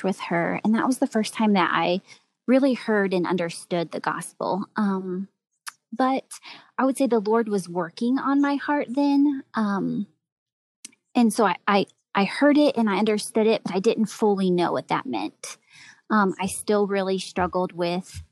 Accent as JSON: {"language": "English", "town": "Greenwood", "region": "Indiana", "country": "United States", "tie": "born or raised there", "said": "I grew up in Greenwood, Indiana, so just a suburb of Indianapolis."}